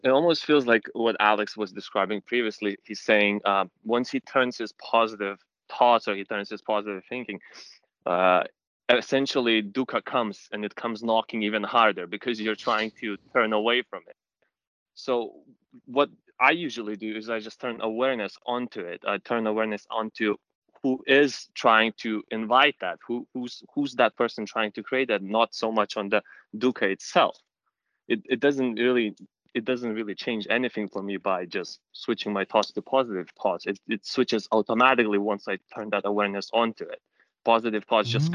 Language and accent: English; London, United Kingdom; I'm from London. Uh, I'm in UK right now.